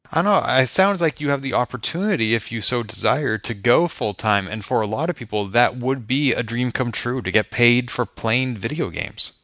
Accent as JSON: {"language": "English", "town": "Boston", "region": "Massachusetts", "country": "United States", "tie": "born or raised there", "said": "my hometown"}